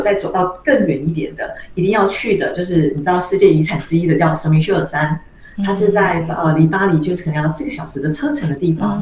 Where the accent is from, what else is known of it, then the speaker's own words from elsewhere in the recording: Taiwan; 因为我是台湾人